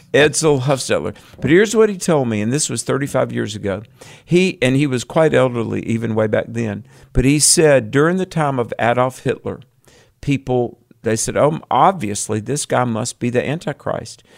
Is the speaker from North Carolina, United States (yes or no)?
yes; North Carolina, United States; North Carolina. My home state.